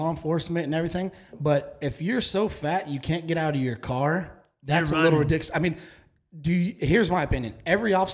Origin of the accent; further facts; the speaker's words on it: Dallas, Texas, United States; I was from Dallas